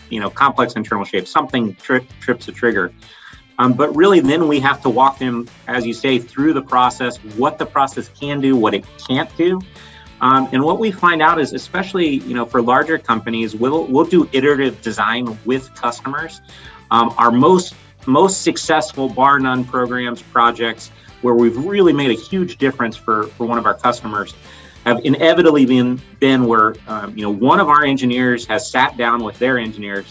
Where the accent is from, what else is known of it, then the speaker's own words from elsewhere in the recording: Columbus, Ohio, United States; I'm a native Columbus resident